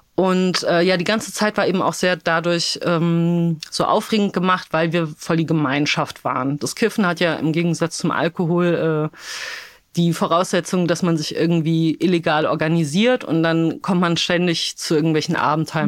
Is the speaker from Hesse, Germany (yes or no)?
yes; Darmstadt, Hesse, Germany; born or raised there; also born or lived in Wrocław, Poland